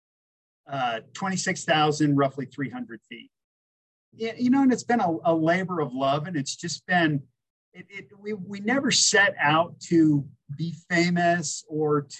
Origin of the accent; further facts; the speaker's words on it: Aspen, Colorado, United States; growing up in the Elk Mountains here in Aspen